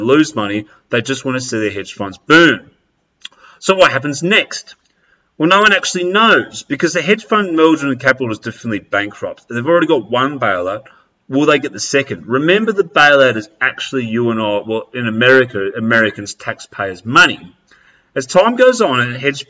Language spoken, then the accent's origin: English; Australia; I'm going to come back to my roots of where I was born and I grew up in Australia